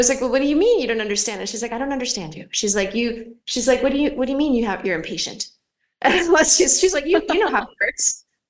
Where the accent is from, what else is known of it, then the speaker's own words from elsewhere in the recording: Philadelphia, Pennsylvania, United States; moved away as an adult; also born or lived in Los Angeles; now in Rome, Italy; I grew up in Philadelphia, which could be like, that makes me like a little bit aggressive.